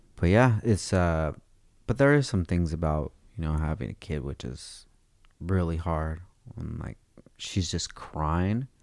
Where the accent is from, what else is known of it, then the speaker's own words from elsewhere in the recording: Oxnard, California, United States; I'm from Oxnard, dude. We just talk different out there